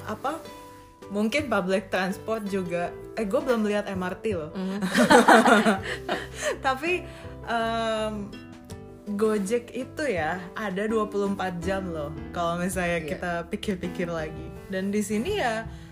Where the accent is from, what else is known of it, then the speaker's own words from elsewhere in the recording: Indonesia; moved away as an adult; now in Sweden; sebagai orang Indo